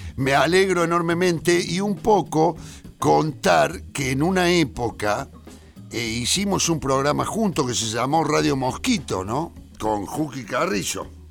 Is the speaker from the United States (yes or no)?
no; Córdoba, Argentina; moved away; Córdoba, el lugar eh, donde yo nací, el barrio donde yo nací